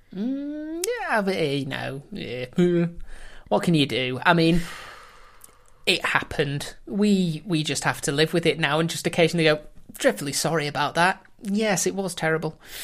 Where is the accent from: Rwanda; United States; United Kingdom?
United Kingdom; England; we being the English